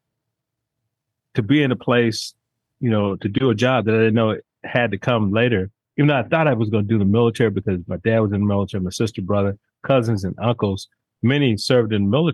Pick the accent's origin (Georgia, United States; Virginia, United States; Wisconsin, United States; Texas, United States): Georgia, United States; Atlanta; I'm from Atlanta